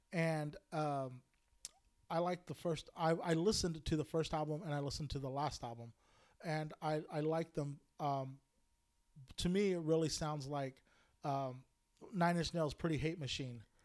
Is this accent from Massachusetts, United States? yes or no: no; Bakersfield, California, United States; I grew up in Bakersfield